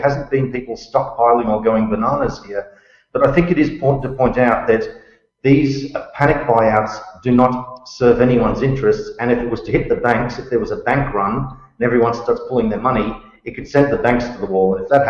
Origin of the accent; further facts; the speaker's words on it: Australia; now in Cambodia; As an Australian citizen